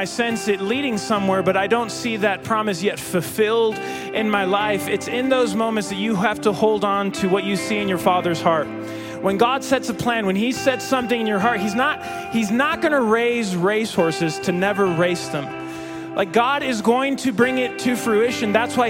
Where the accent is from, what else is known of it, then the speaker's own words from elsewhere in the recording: Mexico; I grew up in Mexico. I'm a missionary kid.